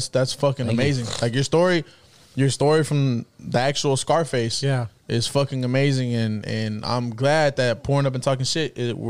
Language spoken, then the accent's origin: English; United States; I'm Chicano. I'm third generation.